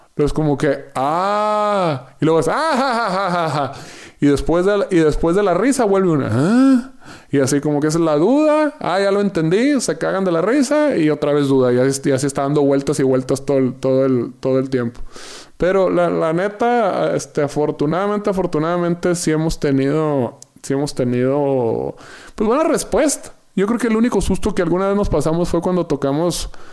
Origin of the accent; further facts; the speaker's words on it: Yaqui Valley, Sonora, Mexico; now in Mexico City, Mexico; del Valle del Yaqui, ser sonorense